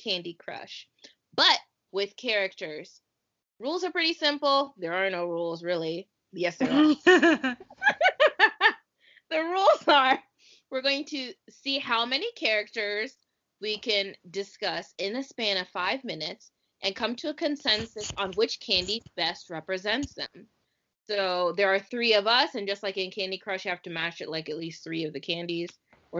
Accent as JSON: {"language": "English", "country": "United States", "said": "we're American"}